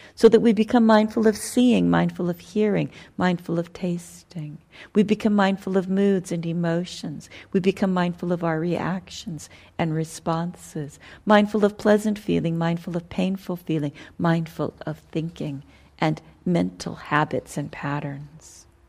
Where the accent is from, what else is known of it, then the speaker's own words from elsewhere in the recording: United States; I'm an American